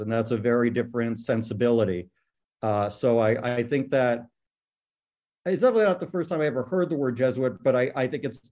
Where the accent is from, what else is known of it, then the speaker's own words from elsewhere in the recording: the New York area, United States; moved away as an adult; also born or lived in Atlanta, Georgia; now in St. Louis, United States; I'm from the New York area